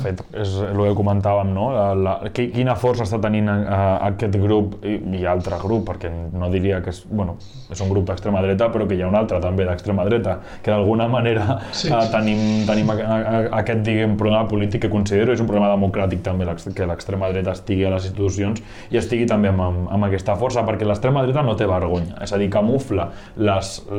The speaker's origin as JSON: {"language": "Catalan", "area": "Barcelonès Nord", "region": "Catalonia", "country": "Spain", "said": "la gent que som del Barcelonès Nord, Badalona, Sant Adrià, Santa Coloma"}